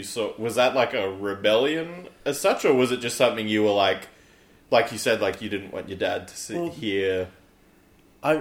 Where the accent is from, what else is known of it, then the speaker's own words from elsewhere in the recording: China; moved away; I grew up in China, and when I lived in China, all the television programming that was in English was American TV